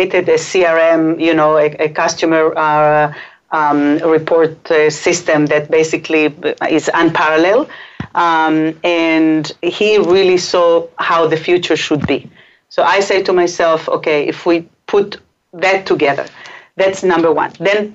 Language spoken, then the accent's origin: English; Israel; English is a second language; also born or lived in Chile; now in New York, United States; I was born in Chile and raised in Israel, so between the Hebrew and the Spanish